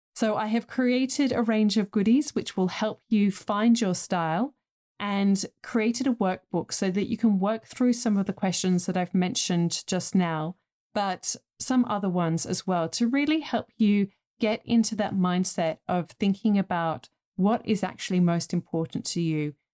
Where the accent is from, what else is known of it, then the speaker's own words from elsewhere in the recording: England, United Kingdom; I grew up in England in the nineteen eighties